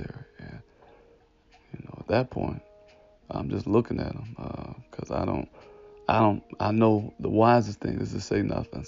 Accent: Detroit, Michigan, United States; I was born and raised in Detroit, Michigan, right around like 7 Mile, Losser, they say Lasher, but Losser area

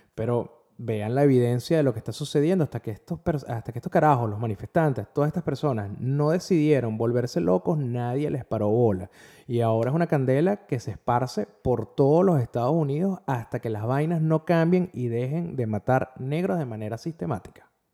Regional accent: Venezuela; como venezolano

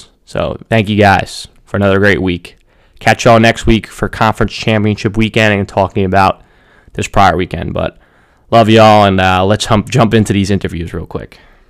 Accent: Jacksonville, Florida, United States; I'm from Jacksonville.

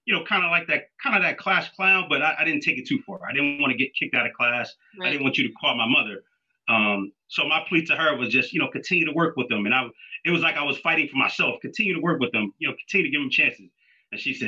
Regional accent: Wilmington, Delaware, United States; also born or lived in Philadelphia, Pennsylvania; I grew up in Wilmington, Delaware, but I was a police officer in Philadelphia

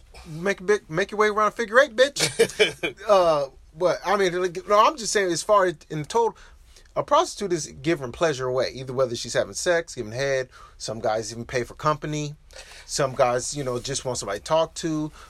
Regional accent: Milwaukee, Wisconsin, United States; we are from Milwaukee

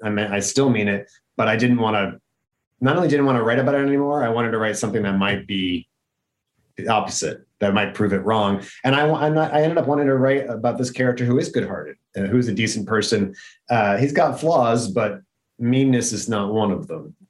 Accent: upstate New York, United States; I wrote about my hometown

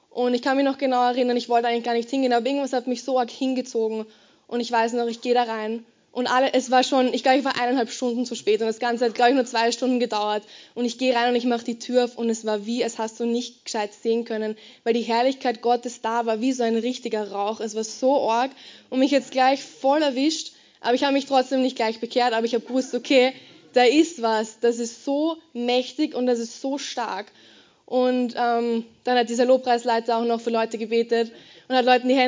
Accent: Garden, Lower Austria, Austria; Ich bin in Garden ähm, aufgewachsen, das kennst du ziemlich sicher nicht. Das ist ein ziemlich kleines Dorf in ähm, Niederösterreich.

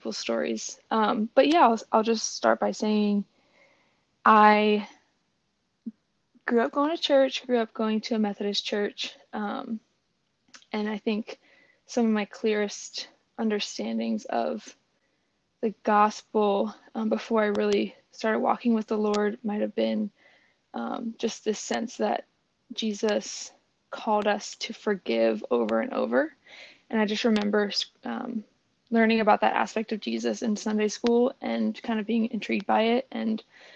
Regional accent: State College, Pennsylvania, United States; moved away as an adult; also born or lived in Chattanooga, Tennessee / Bloomington, Indiana; now in Washington, D.C., United States; I am from State College, Pennsylvania. That's where I was born, and it's where I went to college

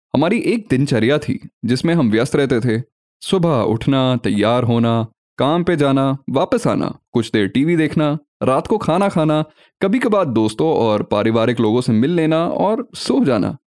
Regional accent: Delhi, India; मैं दिल्ली में पला बढ़ा कश्मीरी और मिश्रित हिंदी उर्दू को सुनता आ रहा हूँ

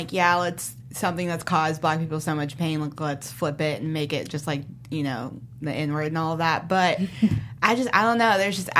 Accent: the South, United States; now in Los Angeles, United States; Again, also from the South.

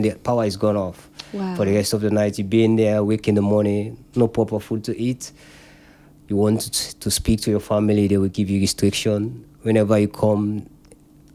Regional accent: Sierra Leone; now in United Kingdom; I'm from Africa

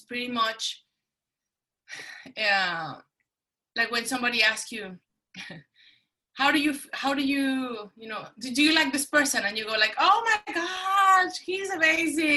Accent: Mexico City, Mexico; English is a second language; moved away as an adult; now in United States; Growing up in Mexico City

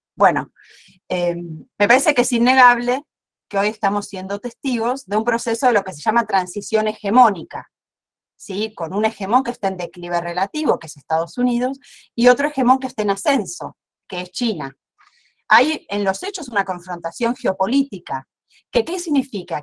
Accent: Argentina

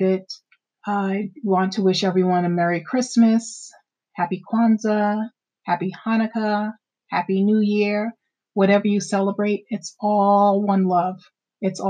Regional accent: Amityville, New York, United States; where I grew up in Amityville

